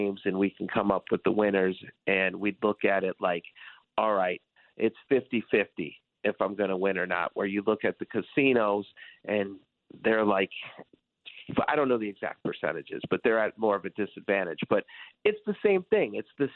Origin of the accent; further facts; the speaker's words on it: Detroit, Michigan, United States; I grew up in Detroit, and I was a huge Detroit sports fan.